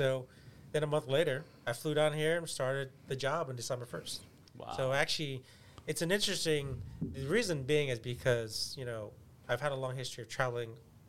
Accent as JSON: {"language": "English", "town": "Atlanta", "region": "Georgia", "country": "United States", "said": "I come from Atlanta where it's a, you know, I would say less so now, but it's a pretty fair-weather town when it comes to professional sports."}